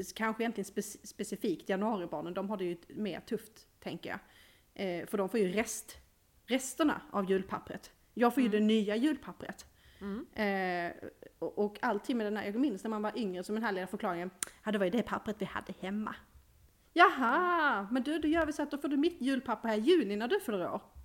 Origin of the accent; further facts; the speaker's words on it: Skåne, Sweden; som skåning